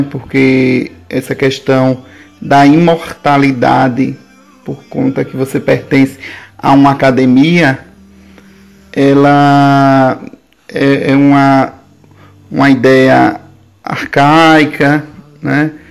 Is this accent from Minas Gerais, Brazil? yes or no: no; Aquidabã, Sergipe, Brazil; also born or lived in Capela, Sergipe; Eu sou de Aquidabã, certo? Na verdade, eu nasci em um povoado de capela, povoado chamado Angás, né? E mas me criei de, de criança até a adolescência no povoado Segredo, município de Aquidabã.